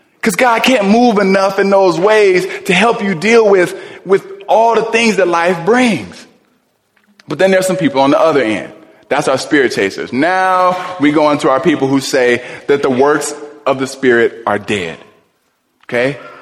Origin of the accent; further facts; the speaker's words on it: Cleveland, Ohio, United States; when I was young, I was raised in Cleveland.